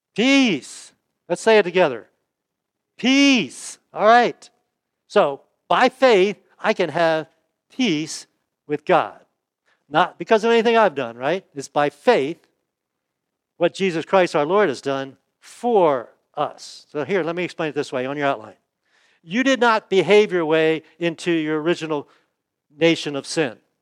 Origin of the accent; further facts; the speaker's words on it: United States; I was born in the United States